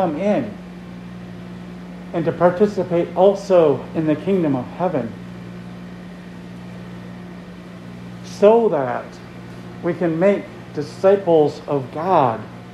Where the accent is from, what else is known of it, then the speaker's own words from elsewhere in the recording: Minnesota, United States; So a Minnesotan. We're all Minnesotans here